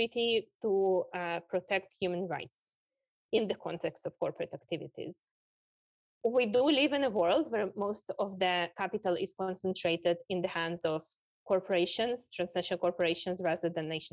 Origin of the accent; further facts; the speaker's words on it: Israel; also born or lived in Russia; I grew up in Palestine, Israel, but I was born in Russia